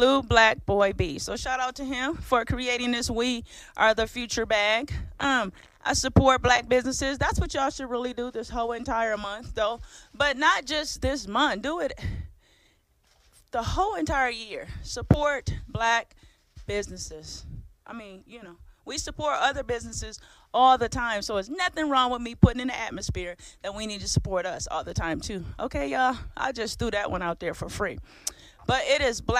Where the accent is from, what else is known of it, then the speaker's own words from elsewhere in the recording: Michigan, United States; I'm from Michigan